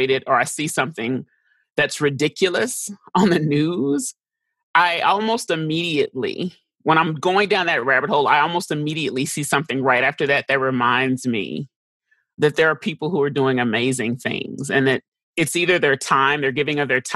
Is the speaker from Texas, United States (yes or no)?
yes; Dallas, Texas, United States; also born or lived in St. Louis, Missouri; I grew up in Texas